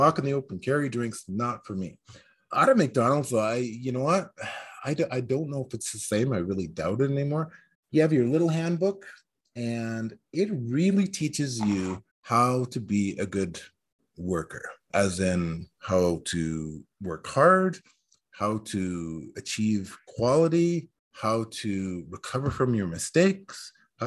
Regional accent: northern British Columbia, Canada; also born or lived in England / Yukon / Iskut; I was born in England, put up for adoption before I even hatched, I guess. Raised by nuns for the first 2 years of my life, adopted, brought to Canada, basically grew up in northern BC, northern Yukon.

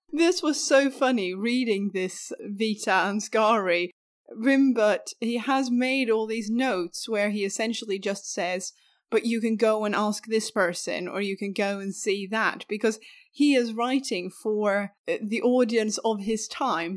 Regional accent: Skåne, Sweden; accent: skånska; skånska, which is my regional accent that I'm from, from down south

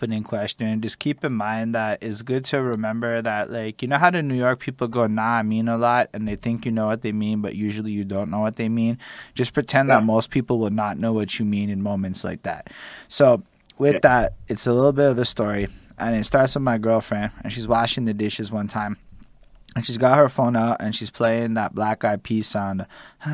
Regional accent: Montreal, Quebec, Canada; when I'm like 5 years old growing up in Montreal's and whatnot, I can remember being in Côte Saint-Luc

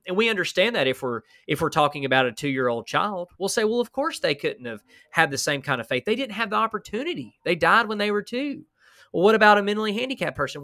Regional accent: Huntsville, Alabama, United States; I'm from Alabama

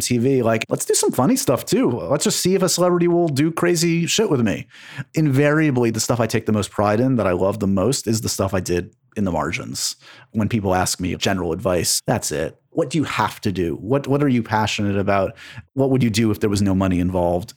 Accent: New York City, New York, United States; I grew up on the Upper West Side

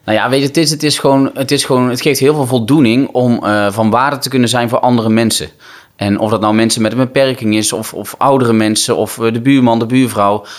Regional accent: North Brabant, Netherlands; ik kom uit Brabant

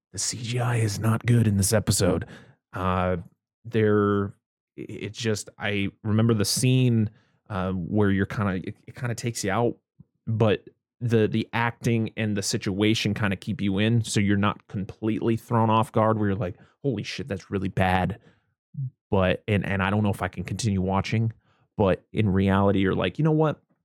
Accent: United States; being American

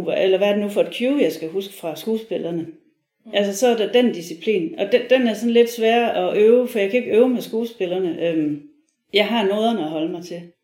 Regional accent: Viborg, Central Denmark Region, Denmark; jeg er fra Viborg

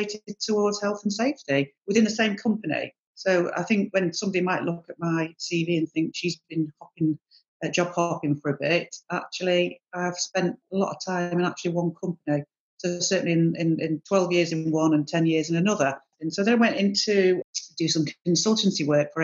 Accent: Manchester, North West England, United Kingdom; I was born in 1970 in Manchester

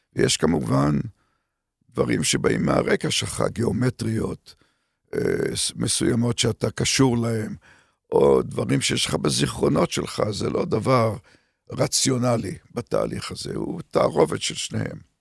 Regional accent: Haifa, Haifa District, Israel; moved away as an adult; also born or lived in Canada; לרקע שלי כישראלי שגדל בישראל של שנות ה-50, 40 ו-50

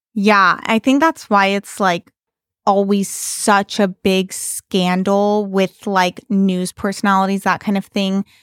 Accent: Bay Area, California, United States; moved away; I'm from the Bay Area

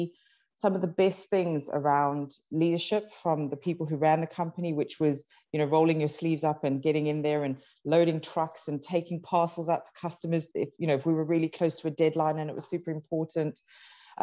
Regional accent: South Africa; I grew up in South Africa.

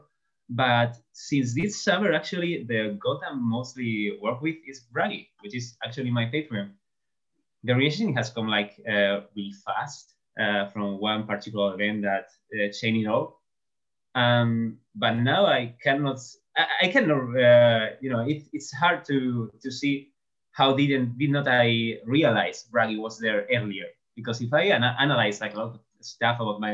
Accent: southern Spain, Spain; first language Spanish; English is a second language; I'm from Spain. I'm from southern Spain, to be precise.

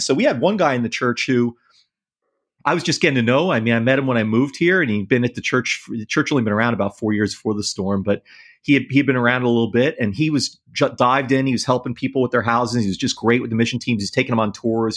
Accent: New York City, New York, United States; moved away; I grew up in New York City and then in the suburbs

